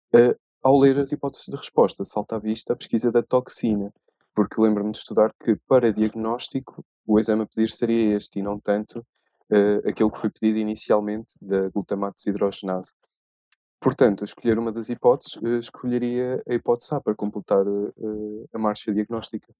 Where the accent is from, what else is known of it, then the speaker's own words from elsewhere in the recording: Coimbra, Portugal; tenho 26 anos, sou de Coimbra